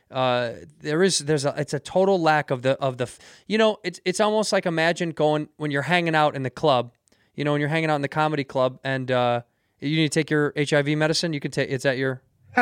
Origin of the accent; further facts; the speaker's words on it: Chicago, Illinois, United States; moved away as an adult; now in Los Angeles, United States; I'm born and raised in Chicago